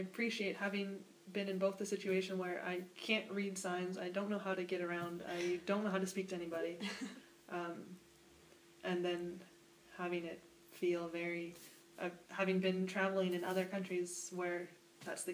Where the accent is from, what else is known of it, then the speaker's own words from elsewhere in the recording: United States; moved away as an adult; also born or lived in Aachen, Germany; I'm an American